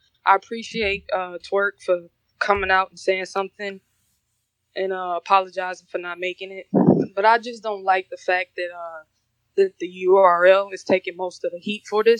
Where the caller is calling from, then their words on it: Detroit, Michigan, United States; also born or lived in South Korea; I'm calling from Detroit.